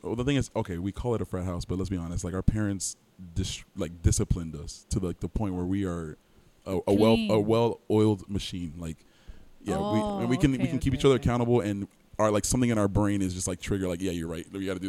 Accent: Miami, Florida, United States; also born or lived in Plantation, Florida; Born and raised in Miami, Florida. Mm-hmm. A little asterisk there. I guess I was born in Plantation, but we moved down to Miami soon

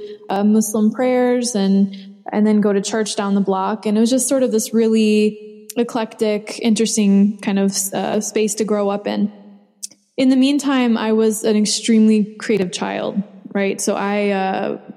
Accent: Chicago suburbs, Illinois, United States; I grew up in the Chicago suburbs.

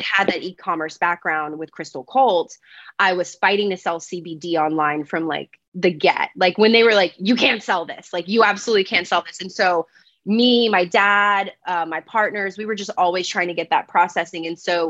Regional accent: Louisiana, United States; moved away; also born or lived in Los Angeles, United States; I grew up in Louisiana, town of 700 people

